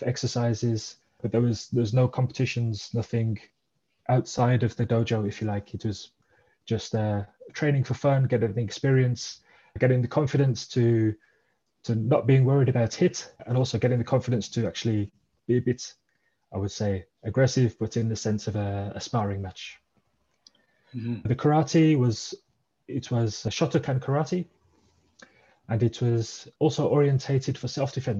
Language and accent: English; Birmingham, West Midlands, United Kingdom; moved away as an adult; now in Radelfingen, Switzerland; So originally I'm from the UK. I grew up in the Birmingham area in England, and I've been living in Switzerland for 22 years.